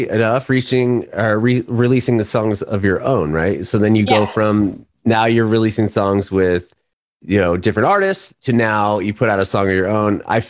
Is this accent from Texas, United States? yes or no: no; San Diego, California, United States; I'm from San Diego.